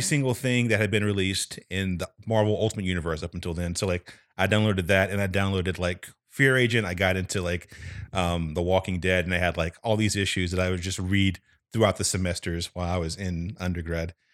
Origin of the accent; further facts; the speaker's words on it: North Carolina, United States; moved away; from North Carolina originally